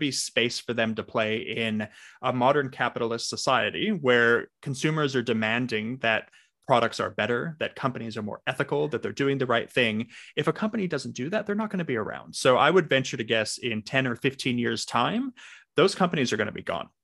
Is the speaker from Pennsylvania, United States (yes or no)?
no; Los Angeles, California, United States; now in Australia; I am calling in from Australia, but for those with a good ear, I do not have an accent because I'm originally from Los Angeles.